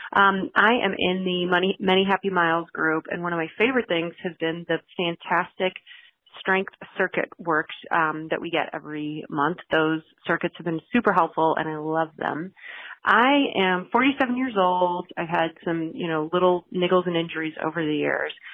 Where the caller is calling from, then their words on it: Chicago, Illinois, United States; I'm calling from Chicago